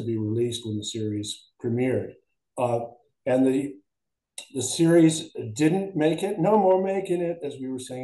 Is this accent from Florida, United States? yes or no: no; Connecticut, United States; moved away; also born or lived in Philadelphia; I'm from Connecticut